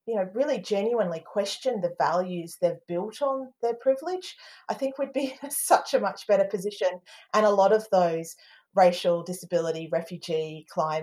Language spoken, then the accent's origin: English; Darwin, Northern Territory, Australia; I'm Australian. My dad's English. I was born in Darwin